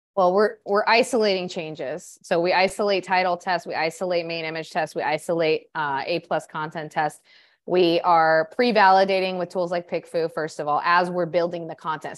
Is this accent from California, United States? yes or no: yes; Orange County, California, United States; moved away as an adult; now in Peru; I grew up in Orange County, California